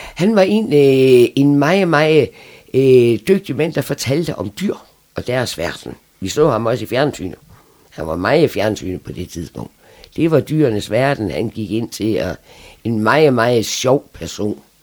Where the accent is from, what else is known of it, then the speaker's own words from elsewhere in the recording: Frederikshavn, North Denmark Region, Denmark; also born or lived in Aalborg / Læsø; Og der boede vi ude til jeg var fem år, så flyttede vi til Frederikshavn. Og så fik han arbejde her, og så har vi været her lige siden